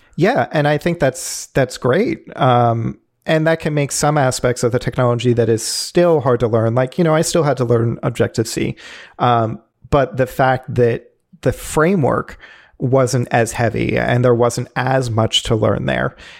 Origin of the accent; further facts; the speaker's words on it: Philadelphia, Pennsylvania, United States; where I am from is the Philadelphia area, now living in Philadelphia proper